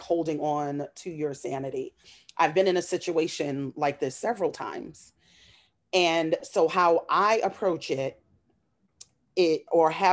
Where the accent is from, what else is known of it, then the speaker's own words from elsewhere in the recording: New York City, New York, United States; I'm just a woman from Queens. I grew up in Flushing, Queens.